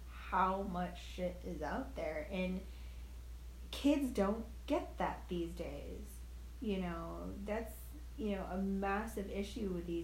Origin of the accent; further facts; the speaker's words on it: New York, United States; moved away; we come from New York